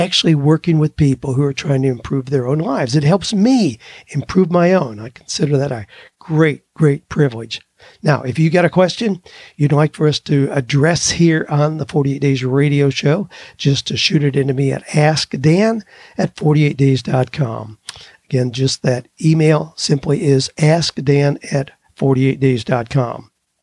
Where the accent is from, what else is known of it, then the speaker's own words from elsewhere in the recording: United States; I was born in the United States of America